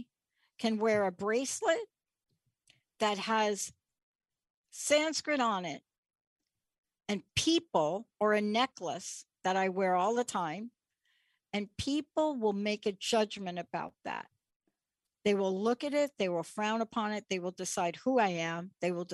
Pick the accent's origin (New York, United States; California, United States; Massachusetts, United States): New York, United States; New York City; I'm a kid from the Bronx. I grew up in New York City